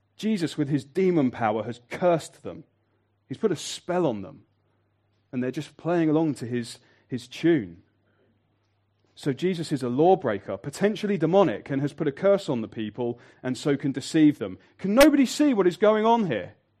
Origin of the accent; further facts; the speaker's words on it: Birmingham, West Midlands, United Kingdom; I'm from Birmingham